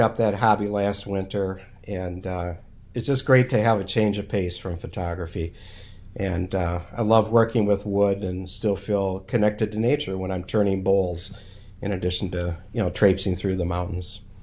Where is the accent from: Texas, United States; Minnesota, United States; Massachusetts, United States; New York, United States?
Minnesota, United States; I'm from Minnesota, and, uh, we call this the land of the, the chosen frozen